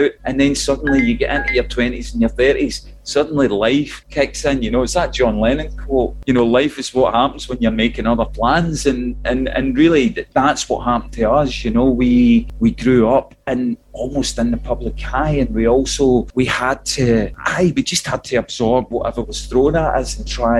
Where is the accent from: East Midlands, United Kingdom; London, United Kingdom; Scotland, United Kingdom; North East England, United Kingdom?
Scotland, United Kingdom; Clydebank; We come from Clyde Bank, which is on the banks of the Clyde, so there were shipyards all around us.